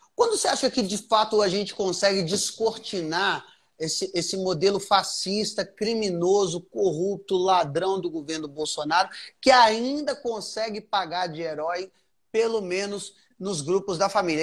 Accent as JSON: {"language": "Portuguese", "country": "Brazil", "said": "A gente é brasileiro"}